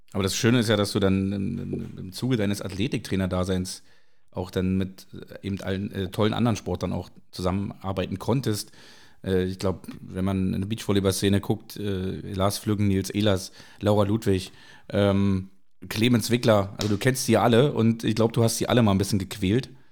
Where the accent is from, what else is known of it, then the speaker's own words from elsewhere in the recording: Berlin, Germany; Berlin ist meine Heimat, aber Hamburg ist so mein, mein bester Freund.